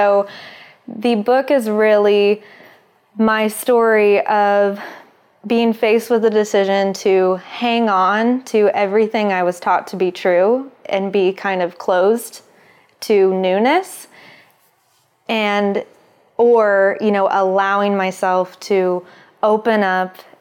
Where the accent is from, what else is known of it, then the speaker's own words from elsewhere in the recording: Little Rock, Arkansas, United States; moved away as an adult; now in Los Angeles, United States; I was born in Little Rock, Arkansas, into a religion called fundamentalist Christianity